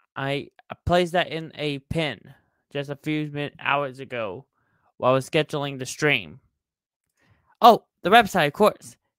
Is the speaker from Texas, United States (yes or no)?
yes; Texas, United States; I'm a Texas boy for life, guys. Come on. I'm from Texas.